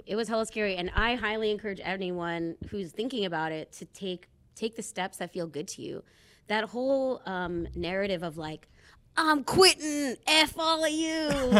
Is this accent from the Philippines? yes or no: yes; Philippines; More people need to know that this exists so that they can feel that pride in being Filipino too.